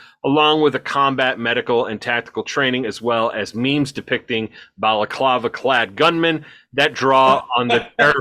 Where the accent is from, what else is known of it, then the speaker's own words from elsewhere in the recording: Pennsylvania, United States; moved away; I was from Pennsylvania.